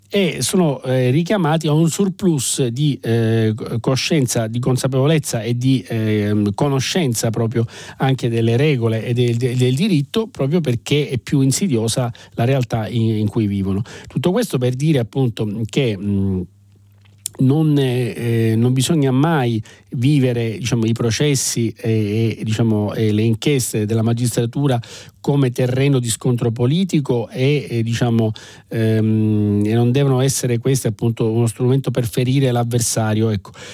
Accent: Sicily, Italy; da siciliano e quindi diciamo da, da chi proviene da un ambiente più complesso

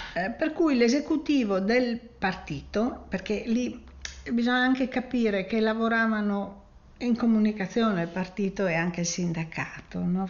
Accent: Friuli-Venezia Giulia, Italy; il lavoro qui vuol dire anche trasformazione civile del Priuli, cioè della mia terra

